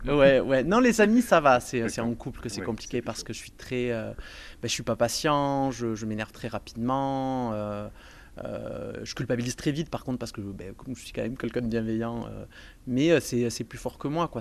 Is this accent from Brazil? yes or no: no; Montpellier, Occitania, France; je suis de Montpellier, je suis né à Montpellier